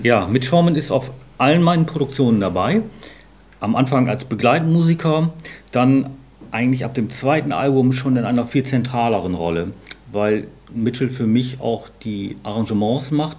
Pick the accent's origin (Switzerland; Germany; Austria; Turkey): Germany; Bremen; in Bremen, meiner Heimatstadt